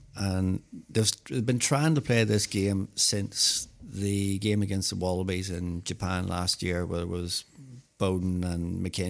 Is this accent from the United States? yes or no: no; Christchurch, Canterbury, New Zealand; born there; moved away; Actually, I was born in Christchurch.